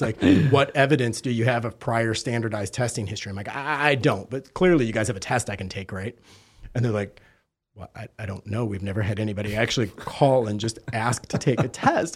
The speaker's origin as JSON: {"language": "English", "town": "Detroit", "region": "Michigan", "country": "United States", "moved": "yes", "lives_now": "Fort Lauderdale, United States", "said": "I'm actually originally from Detroit, albeit I hail from Fort Lauderdale now"}